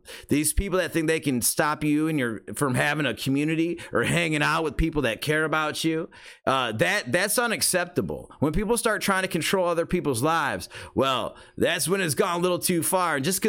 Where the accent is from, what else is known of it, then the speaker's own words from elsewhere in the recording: Australia; I am Australian, so I'm allowed to say that.